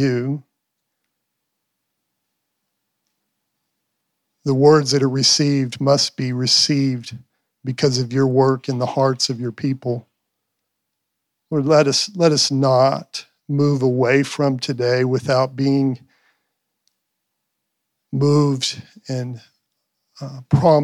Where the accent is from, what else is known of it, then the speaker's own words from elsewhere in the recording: Pampa, Texas, United States; I'm from Pampa. We're from Pampa